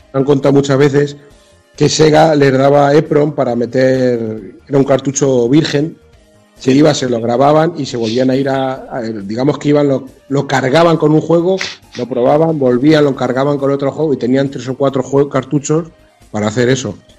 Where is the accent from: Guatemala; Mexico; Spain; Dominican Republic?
Spain; Mota del Cuervo, Castilla-La Mancha; yo juego en mi pueblo, en Mota del Cuervo, un pueblo de Cuenca de 7.000 habitantes